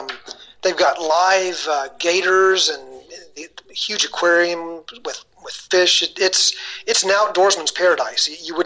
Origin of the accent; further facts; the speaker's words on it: Knoxville, Tennessee, United States; now in Memphis, United States; I was born in Knoxville, so I've got some orange blood in me